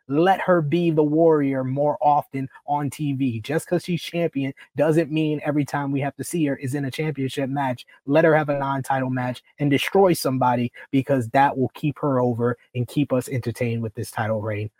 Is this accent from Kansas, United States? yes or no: no; New York, United States; I'm from New York